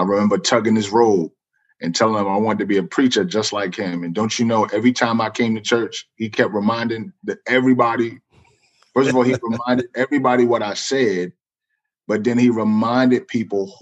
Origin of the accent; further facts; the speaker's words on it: New York City, New York, United States; now in Richmond, United States; I'm originally from the Bronx, New York. Grew up in a single parent home.